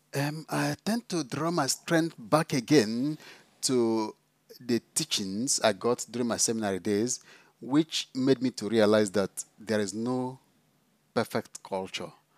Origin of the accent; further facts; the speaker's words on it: Enugu State, Nigeria; moved away as an adult; also born or lived in South Africa; now in Scotland, United Kingdom; I come from Nigeria. I did my school in Nigeria primary, secondary, seminary training